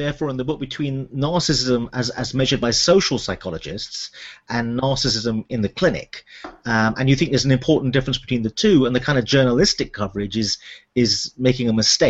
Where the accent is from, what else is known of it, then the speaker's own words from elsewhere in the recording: United Kingdom; also born or lived in United States; as a British psychiatrist who worked in America for a while